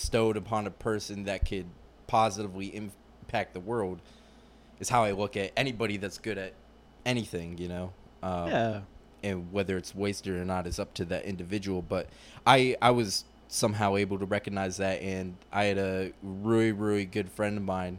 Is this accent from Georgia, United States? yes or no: yes; Atlanta, Georgia, United States; moved away; also born or lived in Raleigh, North Carolina / Virginia; I'm from Atlanta, and I lived there for about 15 years of my life.